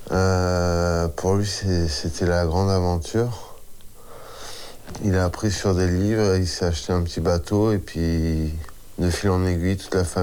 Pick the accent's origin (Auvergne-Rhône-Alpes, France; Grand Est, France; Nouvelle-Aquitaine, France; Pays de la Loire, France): Nouvelle-Aquitaine, France; Sanguinet; also born or lived in Poitiers / Pompignac; Moi je suis né à Poitiers et euh, mes parents ont déménagé à Sanguinet après. Et après j'ai vécu euh, en 81, on a déménagé à Pompignac.